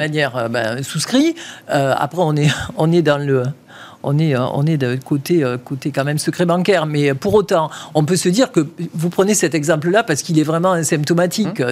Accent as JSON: {"language": "French", "town": "Toulouse", "region": "Occitania", "country": "France", "accent": "chantant (southern)", "moved": "yes", "said": "je suis toulousaine."}